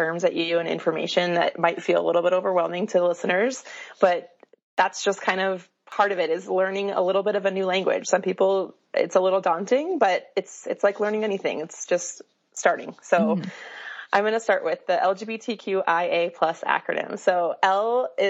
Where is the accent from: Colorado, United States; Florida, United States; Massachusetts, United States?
Colorado, United States; now in Salt Lake City, United States; I grew up in Colorado and have moved around quite a bit